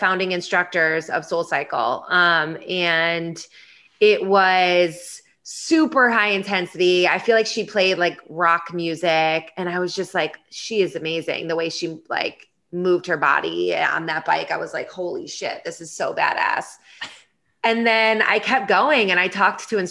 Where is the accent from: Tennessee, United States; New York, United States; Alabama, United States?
New York, United States; Finger Lakes region, upstate; now in Washington, DC, United States; I'm from upstate New York. So I'm from the Finger Lakes region, you know, kind of halfway between Rochester and Syracuse.